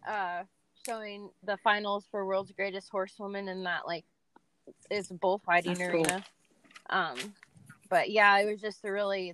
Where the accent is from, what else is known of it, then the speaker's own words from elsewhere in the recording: California, United States; Growing up in California